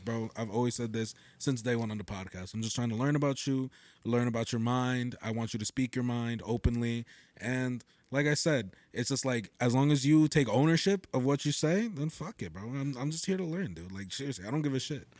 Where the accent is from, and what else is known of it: Totowa, New Jersey, United States; born or raised there